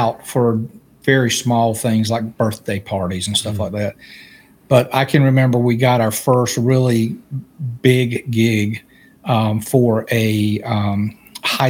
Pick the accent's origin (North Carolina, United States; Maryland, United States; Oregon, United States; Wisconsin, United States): North Carolina, United States; Raleigh; We were about 25, 30 minutes east of Raleigh, North Carolina